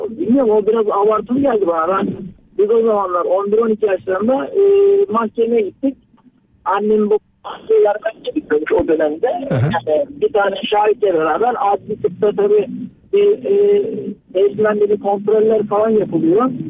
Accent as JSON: {"language": "Turkish", "town": "Safranbolu", "region": "Karabük Province", "country": "Turkey", "said": "biz 78 doğumluyum ben. E, Safranbolu'da dedemiz e, nüfus müdürüne gidiyor."}